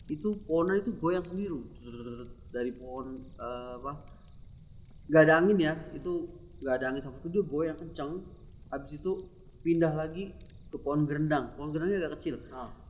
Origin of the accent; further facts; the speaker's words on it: Papua, Indonesia; gue bisa nih karena kan gue dari Papua